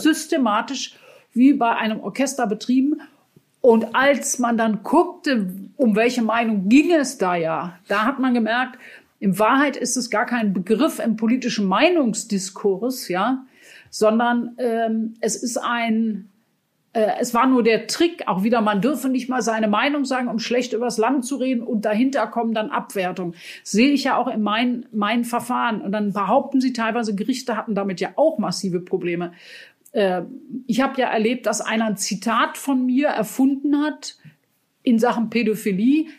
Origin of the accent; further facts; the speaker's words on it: Germany; bei uns in Deutschland